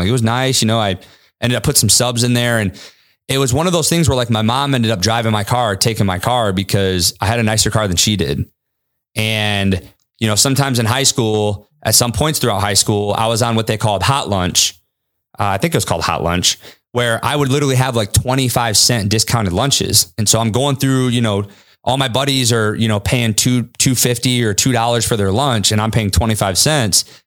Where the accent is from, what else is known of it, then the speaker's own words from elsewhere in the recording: Kalamazoo, Michigan, United States; also born or lived in California; my mom secretly got my sister and I on a fucking one-way flight to Kalamazoo, Michigan